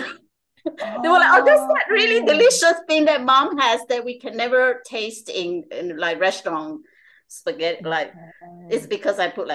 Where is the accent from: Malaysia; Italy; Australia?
Malaysia; moved away; I'm from Malaysia. I'm Chinese Malaysian.